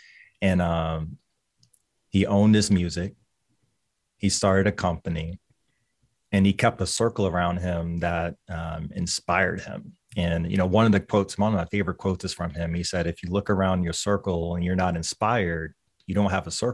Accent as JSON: {"language": "English", "town": "Lynchburg", "region": "Virginia", "country": "United States", "said": "Lynchburg, Virginia."}